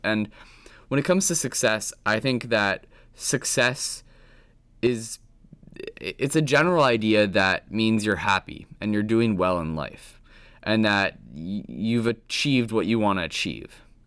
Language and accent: English; Williston, Vermont, United States; I grew up in Williston, Vermont, and I had a pretty basic normal childhood.